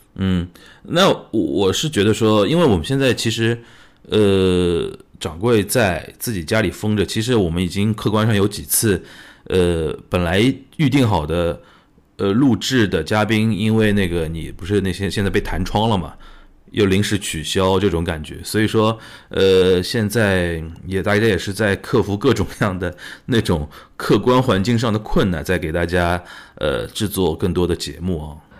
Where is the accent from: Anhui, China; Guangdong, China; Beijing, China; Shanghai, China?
Shanghai, China; accent: Shanghainese; 在我们上海话叫打一下，撸一下